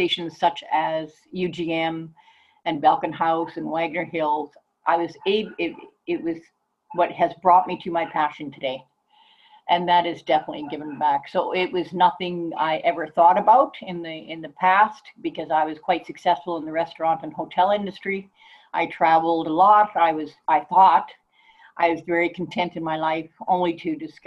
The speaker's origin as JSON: {"language": "English", "town": "Calgary", "region": "Alberta", "country": "Canada", "tie": "born or raised there", "also_born_or_lived": "Vancouver", "moved": "as an adult", "said": "I was raised in Calgary"}